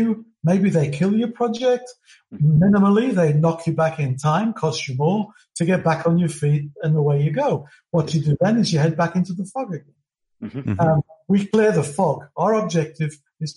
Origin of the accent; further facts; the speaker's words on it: United Kingdom; now in Melbourne, Australia; as you can tell from my accent, I'm originally from Britain.